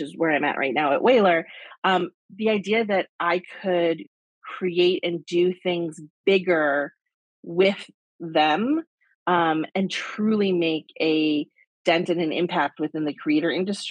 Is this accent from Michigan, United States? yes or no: yes; Michigan, United States; moved away as an adult; also born or lived in New York; I grew up in Michigan, moved to New York right after college